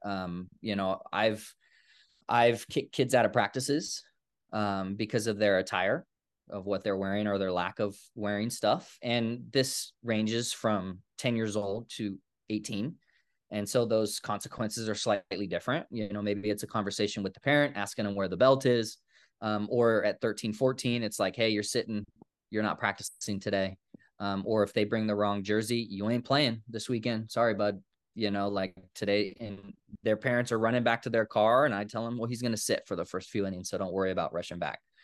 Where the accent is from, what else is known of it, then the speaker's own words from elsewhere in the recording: Woodland, California, United States; moved away; I grew up in Woodland, California